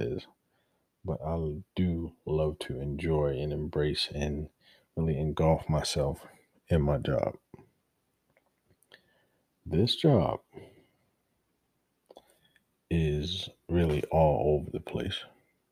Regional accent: Baltimore, Maryland, United States; moved away; I'm from Baltimore. My city is hurting, and I don't care where I am in the world, that's my root, that's where I come from

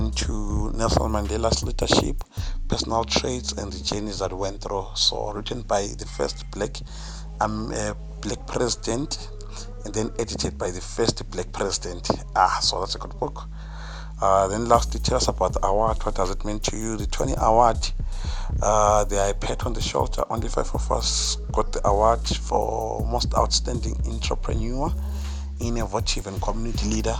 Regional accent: Bulawayo, Zimbabwe; Born and bred in Bulawayo, Global Citizen.

